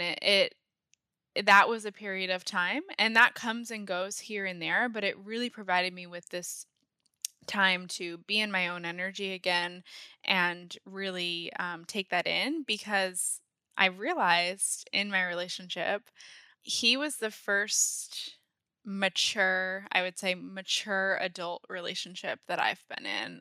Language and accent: English; Maine, United States; moved away as an adult; also born or lived in San Diego / Connecticut; I grew up in Maine. I moved from San Diego when I was three, grew up in Maine, and went to college in Maine